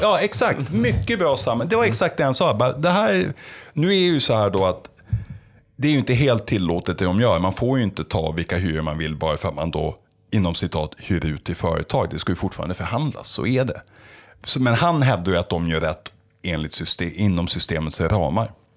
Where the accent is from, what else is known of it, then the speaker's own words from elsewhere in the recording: Stockholm, Stockholm County, Sweden; jag är stockholmare själv